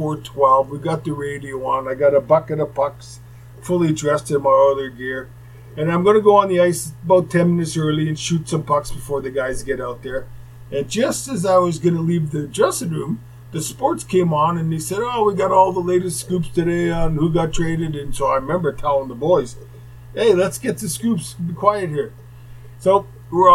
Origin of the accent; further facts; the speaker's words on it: Winnipeg, Manitoba, Canada; moved away; Growing up in Winnipeg